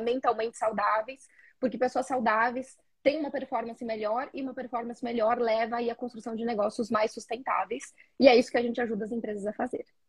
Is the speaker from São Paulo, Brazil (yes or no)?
no; interior of Rio Grande do Sul, Brazil; sou gaúcha do interior do Rio Grande do Sul